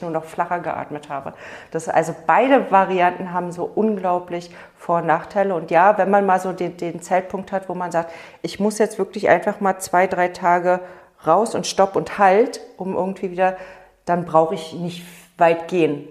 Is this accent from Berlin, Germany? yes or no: yes; Berlin, Germany; now in Brandenburg, Germany; ich bin ja in Berlin groß geworden